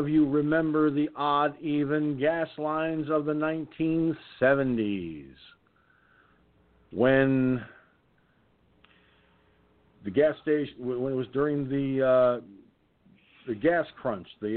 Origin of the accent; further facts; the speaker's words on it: Peekskill, New York, United States; Peekskill, New York, my hometown